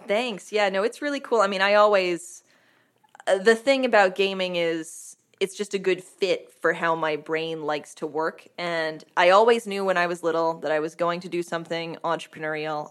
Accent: Vermont, United States; growing up in Vermont, everything's a half an hour commute.

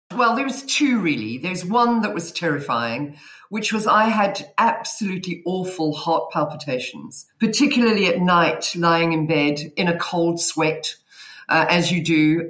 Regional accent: South Africa; accent: South African; now in Cheltenham, United Kingdom; You should be able to tell my accent because I think I'm the only South African in the room.

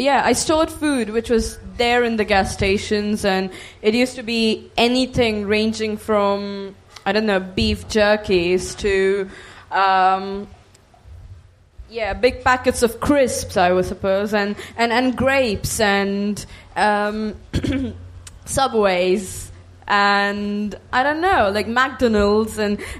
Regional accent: India; I am Indian

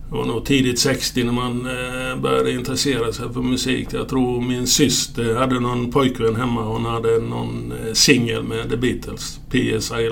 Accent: Ronneby, Blekinge, Sweden; also born or lived in Tingsryd; Eh, föddes 52 ja och gjorde lumpen, eh, slutade lumpen 72 så att efter det så flyttade jag till Tingsryd. Så det var ju 20 år i Ronneby då.

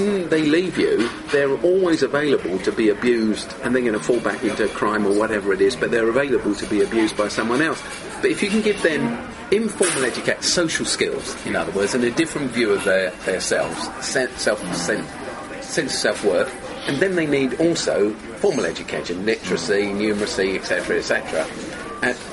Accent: London, United Kingdom; grew up in South London and I went to a dump school

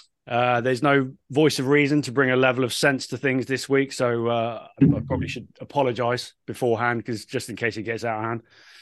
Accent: Cornwall, South West England, United Kingdom; growing up in Cornwall

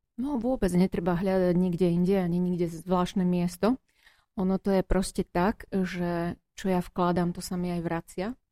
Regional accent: Prešov, Prešov Region, Slovakia; Ja som rodený Prešovčan. Vždy som tu vyrastala, aj som tu študovala, aj tu žijem.

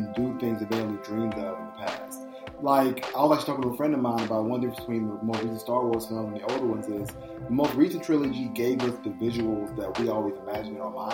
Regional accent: Chicago, Illinois, United States; my hometown of Chicago

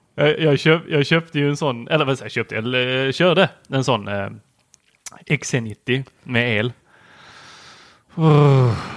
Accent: Helsingborg, Skåne, Sweden; born or raised there; also born or lived in Lund

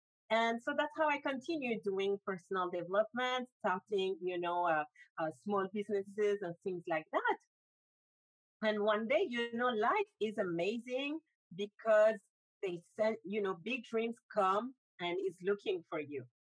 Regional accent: Benin; also born or lived in Africa; now in Paris, France; because I'm originally from Benin, I grew up in 6 different countries before moving to Paris.

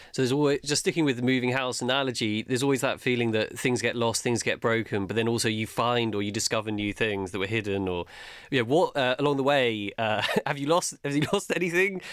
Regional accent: London, United Kingdom; as a Londoner

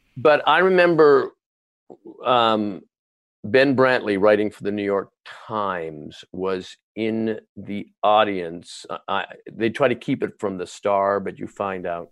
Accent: Canada; moved away as an adult; now in United States; As a Canadian

